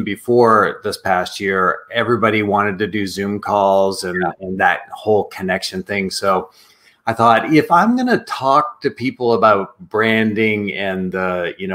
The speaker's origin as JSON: {"language": "English", "area": "East Coast Canada", "region": "Atlantic Canada", "country": "Canada", "moved": "as an adult", "lives_now": "Jacksonville, United States", "said": "I'm from East Coast Canada."}